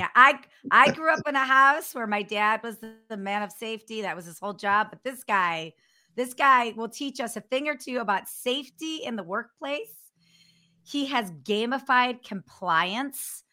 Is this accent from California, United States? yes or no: no; North Royalton, Ohio, United States; moved away as an adult; also born or lived in Cleveland; now in San Diego, United States; I grew up on the west side. I grew up in North Royalton